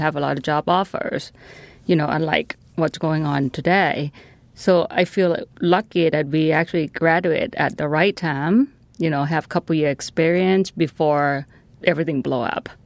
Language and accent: English; Thailand; now in Washington, United States; I'm from Thailand.